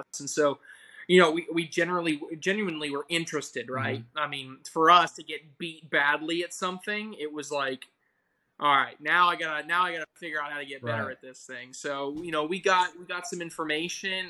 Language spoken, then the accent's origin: English; Charlotte, North Carolina, United States; moved away as an adult; now in Rock Hill, United States; My parents moved me down to Charlotte, North Carolina. Okay, so that's where I went to middle and high school.